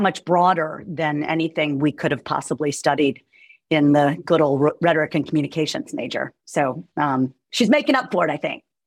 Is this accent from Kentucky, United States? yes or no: no; Roanoke, Virginia, United States; moved away as an adult; also born or lived in New York City; now in Charlottesville, United States; I'm um, from Roanoke